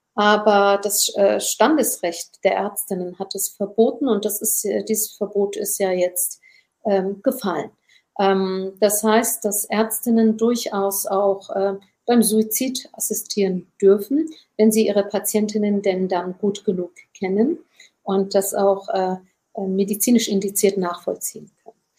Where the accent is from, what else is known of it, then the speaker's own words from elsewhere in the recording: Germany; Meine Mutter hat stumm Kinder geboren hier in Deutschland